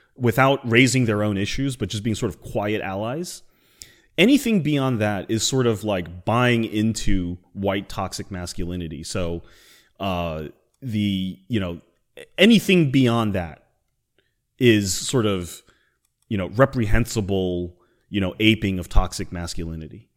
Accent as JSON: {"language": "English", "country": "United States", "said": "I'm Chinese American"}